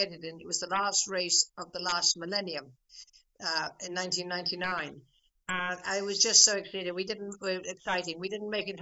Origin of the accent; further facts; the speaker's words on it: Meath, Leinster, Ireland; also born or lived in England / Paris; growing up in Meath? I came to Meath when I was, I think, 18 months old.